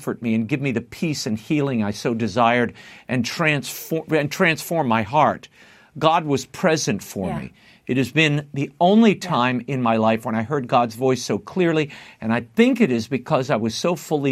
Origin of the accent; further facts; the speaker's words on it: New Orleans, Louisiana, United States; I grew up in New Orleans